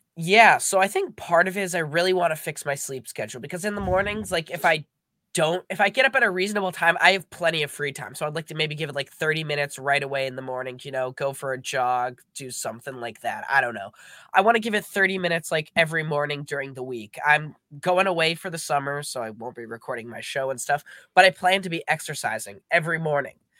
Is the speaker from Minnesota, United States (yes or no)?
yes; Minnesota, United States; I'm from Minnesota.